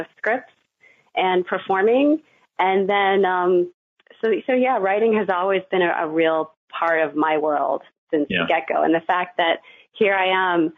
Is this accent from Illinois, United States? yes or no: yes; Chicago, Illinois, United States; also born or lived in New York; now in Durham, United States; I grew up in the western suburbs of Chicago. So I am a Midwesterner